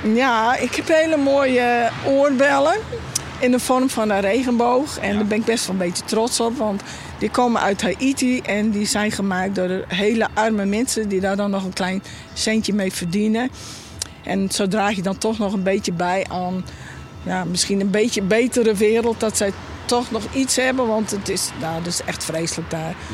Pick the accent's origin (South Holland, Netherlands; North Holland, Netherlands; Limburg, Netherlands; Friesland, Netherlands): Friesland, Netherlands; ik ben een echte Fries